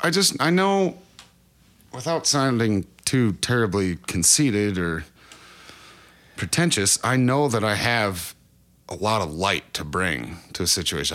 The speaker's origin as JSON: {"language": "English", "town": "Cresco", "region": "Iowa", "country": "United States", "tie": "born or raised there", "moved": "as an adult", "lives_now": "Oklahoma, United States", "said": "I'm originally born in, uh, Cresco, Iowa, which is just about as far northeast Iowa as you can get"}